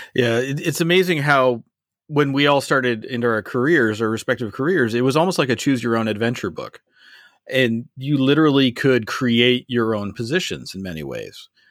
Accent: Canada; I am Canadian

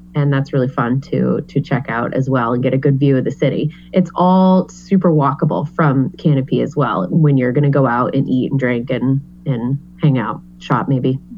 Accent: New England, United States; I am born and raised in New England

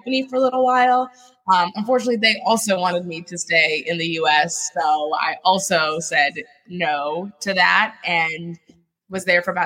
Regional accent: Washington, District of Columbia, United States; also born or lived in Paris, France; now in New York, United States; I grew up in the Koreatown of the DC area

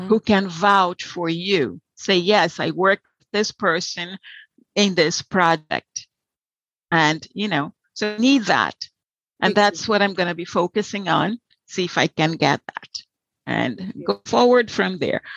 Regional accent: Salvador, Bahia, Brazil; English is a second language; moved away as an adult; also born or lived in Rio de Janeiro, Brazil / Florida, United States; now in United States; I was born in Rio, so I'm a Carioca, but raised in Salvador, so a Baiana

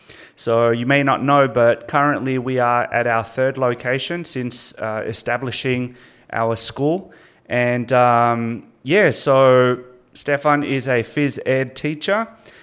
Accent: Sydney, New South Wales, Australia; born there; now in Melbourne, Australia; I was born in Sydney. So when I came here to Melbourne, I was just basically like a new immigrant.

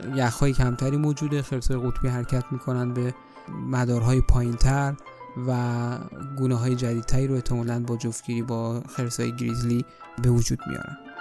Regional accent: Iran; من به عنوان یه ایرانی

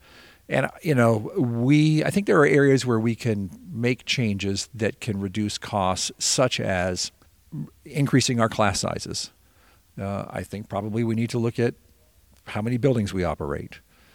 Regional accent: Montpelier, Vermont, United States; I grew up in Montpelier. I lived a mile from our school

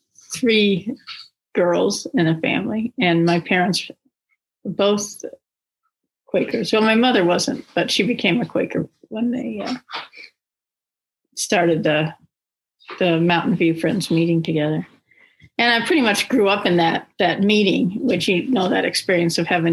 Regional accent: Denver, Colorado, United States; I grew up outside of Denver in the suburbs

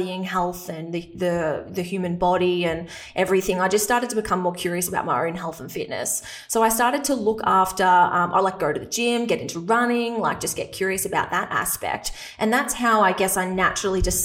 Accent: a small country town in Victoria, Australia; accent: Australian; I'm Australian, if you can't tell from my accent, but I grew up in a small country town in Victoria

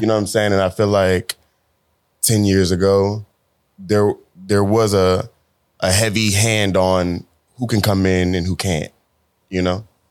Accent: Dallas, Texas, United States; from Dallas, Texas

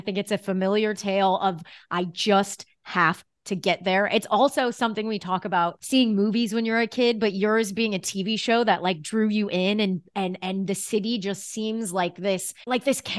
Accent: New York City, New York, United States; I have to bring everything back to being a New Yorker

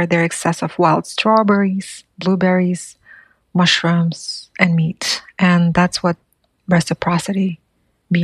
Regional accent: Siberia, Buryatia, Russia; first language Buryat; English is a second language; moved away; I come from the Abzai clan of the Hirit Nation of Buryat peoples. We're the largest indigenous group in Siberia on both sides of Lake Baikal.

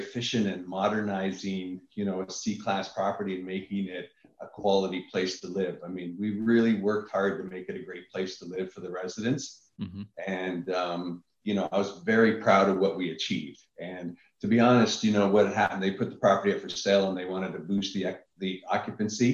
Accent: Niagara Falls, Ontario, Canada; moved away; I'm originally from Niagara Falls, Canada.

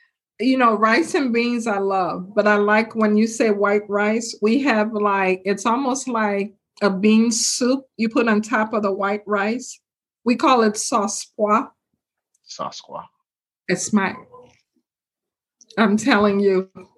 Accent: Chicago, Illinois, United States; Because I grew up in Chicago, so I've been to 5-star restaurants.

